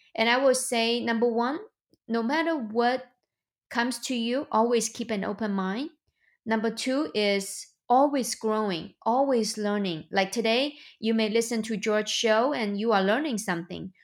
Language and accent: English; China; moved away as an adult; now in United States; I was born and raised in China. I came to the United States two thousand nine.